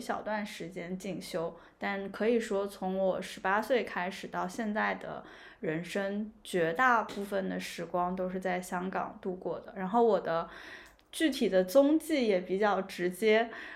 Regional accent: southern China, China; moved away as an adult; also born or lived in United States; now in Hong Kong; 和我从小生长的那个环境还蛮不一样的，因为我是南方人嘛

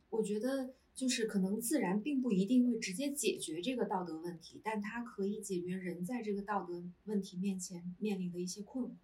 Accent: southern China, China; moved away as an adult; now in Beijing, China; 就我是南方人 。然嗯。后是一个没有，几乎没有冬天的地方，四季常青

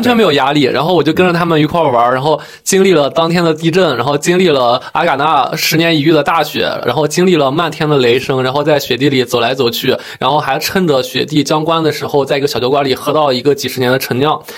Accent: Yuncheng, Shanxi, China; now in Beijing, China; 因为我家乡是个四线小城市，叫运城

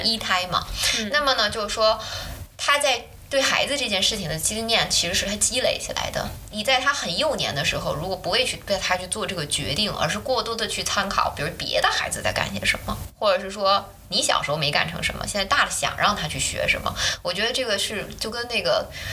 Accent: China; moved away as an adult; also born or lived in Germany; 我们中国人家里也有私塾什么这些东西

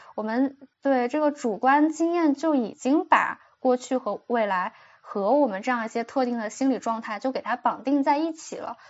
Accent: China; 我们中国人从小背的那很多诗词呀

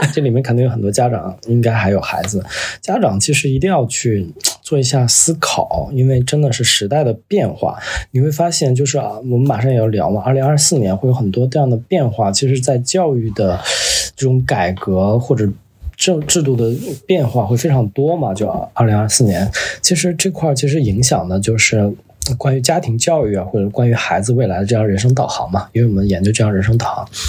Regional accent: Northeast China, China; moved away; 我小时候是在东北长大嘛

